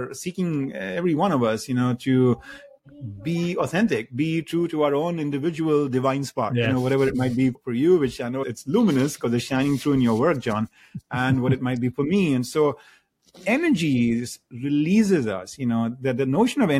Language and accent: English; India; moved away as an adult; now in United States; I grew up in India and then I moved to the United States to go to, you know, graduate school and have stayed here over the last 3 odd decades